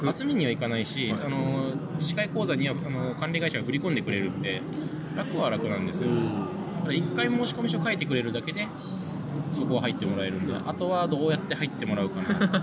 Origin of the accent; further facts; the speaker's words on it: Japan; moved away; also born or lived in Nagoya / Tokyo; 私実はその出身県に今戻ってきてる